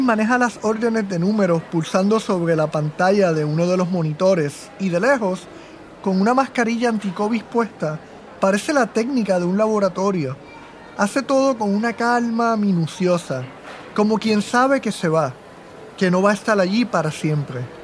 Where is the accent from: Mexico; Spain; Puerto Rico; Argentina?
Puerto Rico; moved away as an adult; Yo también me fui de Puerto Rico en dos mil veinte